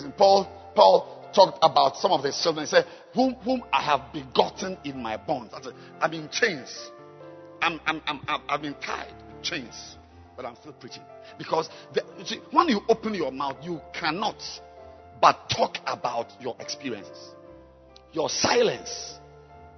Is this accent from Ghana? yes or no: yes; Ghana; I am a Ghanaian. I'm a Ghanaian